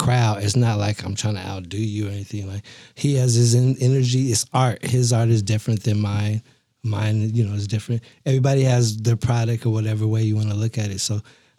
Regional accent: Sacramento, California, United States; also born or lived in New Orleans / New York City; now in Twin Cities, United States; Born and raised in Sacramento

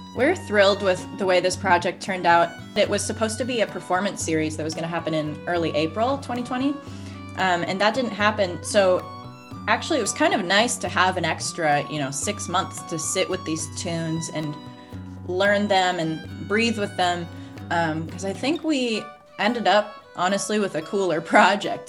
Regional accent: Oregon, United States; I'm from Oregon

